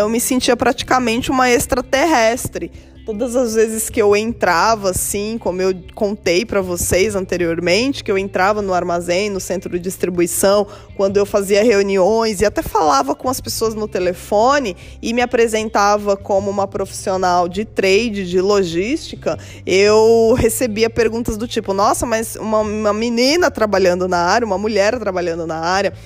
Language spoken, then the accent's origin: Portuguese; São Paulo, Brazil; Eu nasci num bairro periférico da cidade de São Paulo